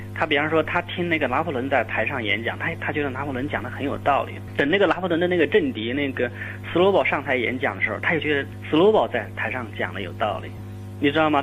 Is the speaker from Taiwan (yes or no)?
no; China; 我们中国人